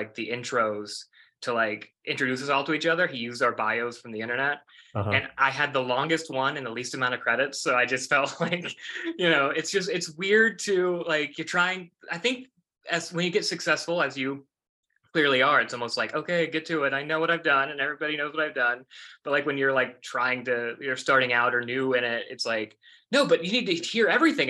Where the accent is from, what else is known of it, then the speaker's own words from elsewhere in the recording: West Virginia, United States; I grew up in West Virginia, which was similar, like not what you'd expect.